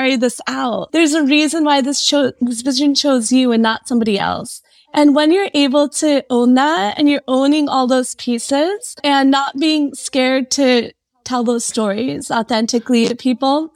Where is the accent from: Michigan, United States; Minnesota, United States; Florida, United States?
Michigan, United States; I grew up in Michigan, went to U of M